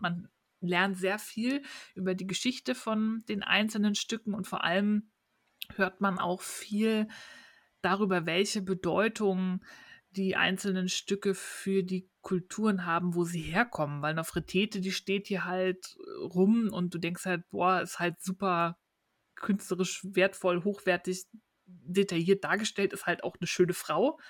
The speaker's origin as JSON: {"language": "German", "country": "Germany", "said": "bei uns in Deutschland"}